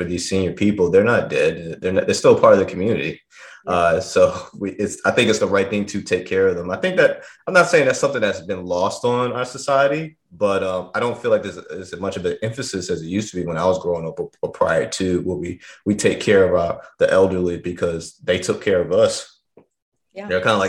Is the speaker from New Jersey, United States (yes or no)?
no; New York, United States; moved away; because we're originally from New York, but we've been down here for the last 20 years, and even her friends have moved down from New York down here as well.